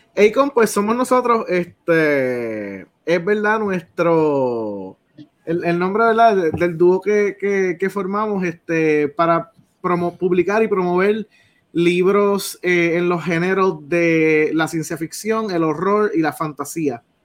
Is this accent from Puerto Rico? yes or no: yes; Salinas, Puerto Rico; yo soy de Salinas